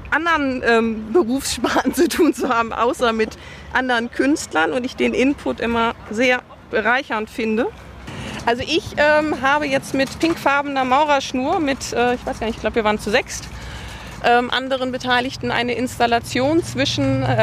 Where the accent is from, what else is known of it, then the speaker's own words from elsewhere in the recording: Kiel, Schleswig-Holstein, Germany; ich bin äh, aus Kiel von der Firma Scope Engineering.